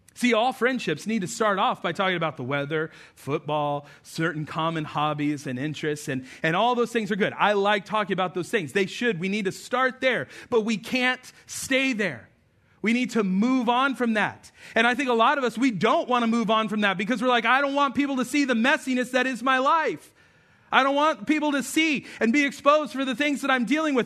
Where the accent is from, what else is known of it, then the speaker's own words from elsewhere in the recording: Albuquerque, New Mexico, United States; I remember growing up in Albuquerque, New Mexico